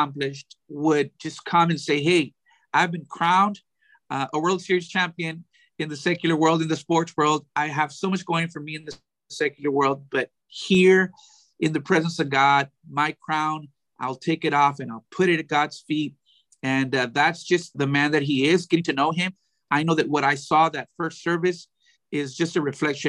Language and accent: English; Weslaco, Texas, United States; also born or lived in McAllen, Texas; Westaco, my hometown